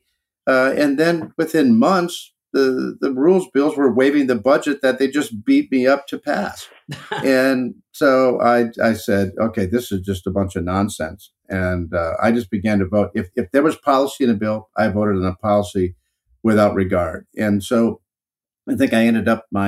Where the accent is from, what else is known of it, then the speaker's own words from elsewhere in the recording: Northeast Wisconsin, United States; I'm from Northeast Wisconsin